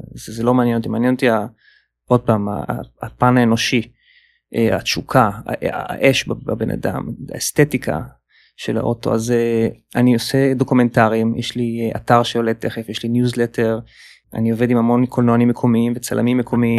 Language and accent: Hebrew; Israel; moved away as an adult; also born or lived in Palo Alto, California, United States; now in New York, United States; שבאתי איתה מהארץ